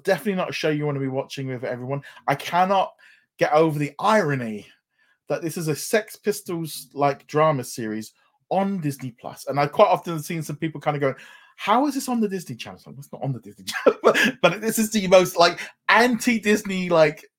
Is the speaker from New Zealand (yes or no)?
no; United Kingdom; being a Brit